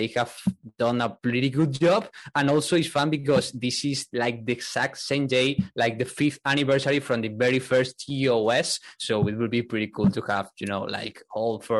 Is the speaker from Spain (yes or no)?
yes; Spain; English is a second language; moved away as an adult; now in Vienna, Austria; I'm from Spain, now located in Vienna because of, you know, work, but I'm from Spain